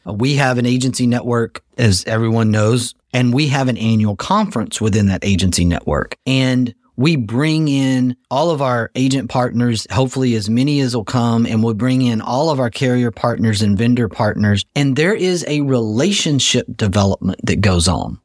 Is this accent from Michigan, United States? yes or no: no; Texas, United States; as a Texan